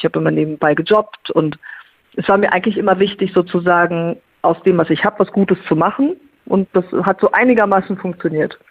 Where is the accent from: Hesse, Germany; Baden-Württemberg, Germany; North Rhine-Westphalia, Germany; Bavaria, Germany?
North Rhine-Westphalia, Germany; Lippe district; moved away; im Kreis Lippe war, in meiner alten Heimat